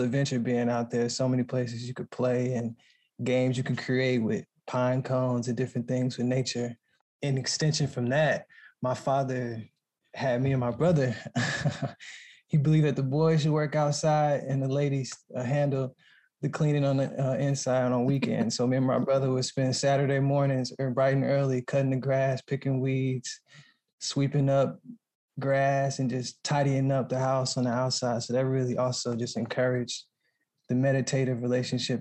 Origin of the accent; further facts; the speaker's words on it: Texas, United States; moved away; we grew up in Texas